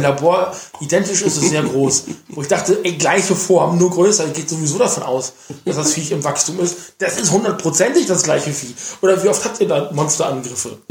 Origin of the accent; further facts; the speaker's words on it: Germany; bei uns in Deutschland